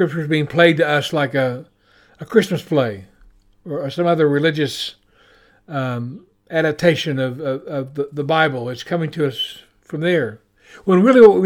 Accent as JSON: {"language": "English", "region": "Oklahoma", "country": "United States", "moved": "as an adult", "lives_now": "New Zealand", "said": "I'm from Oklahoma"}